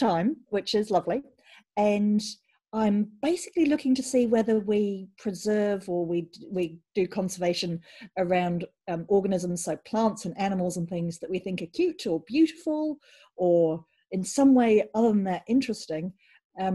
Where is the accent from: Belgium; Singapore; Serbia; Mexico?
Belgium; I grew up in Belgium